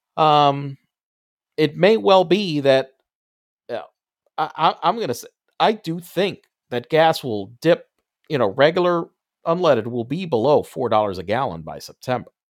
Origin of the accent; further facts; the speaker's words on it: United States; I'm an American, uh, you know, a, a, as born over here